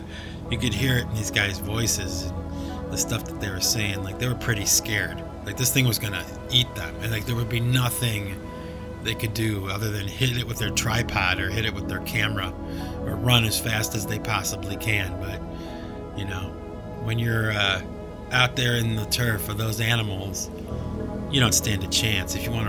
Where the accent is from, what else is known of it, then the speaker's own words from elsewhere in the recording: New England, United States; not the New England Patriots, you know, my hometown team.